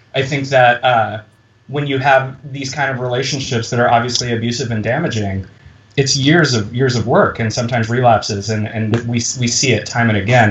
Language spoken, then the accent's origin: English; Midwest, United States; I went to high school in the Midwest